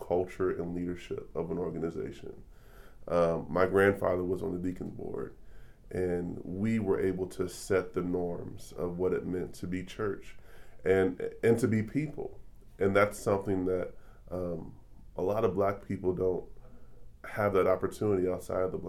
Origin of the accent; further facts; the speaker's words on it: Detroit, Michigan, United States; moved away as an adult; now in Kansas City, United States; I was born in Detroit, Michigan, came to Kansas City 7 or 8 years ago as a Teach for America teacher